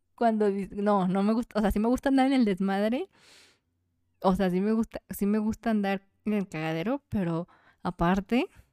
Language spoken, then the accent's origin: Spanish; Jalisco, Mexico; Como mujer mexicana y más de que jalisciense